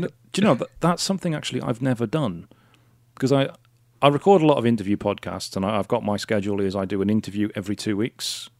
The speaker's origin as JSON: {"language": "English", "region": "Wales", "country": "United Kingdom", "said": "Wales, 'cause I'm Welsh"}